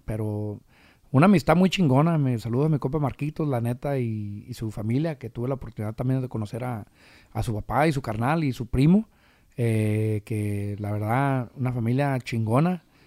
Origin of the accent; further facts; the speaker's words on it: Michoacán, Mexico; soy michoacano hasta el tope.